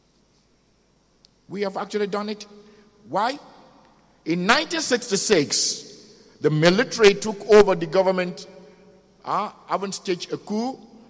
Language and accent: English; Nigeria; As a Nigerian